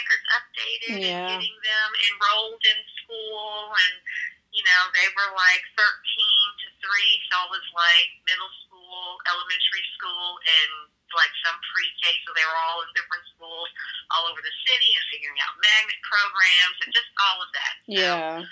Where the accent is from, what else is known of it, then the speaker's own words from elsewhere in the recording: Washington, District of Columbia, United States; moved away as an adult; now in Jackson, United States; I grew up in Washington, D.C.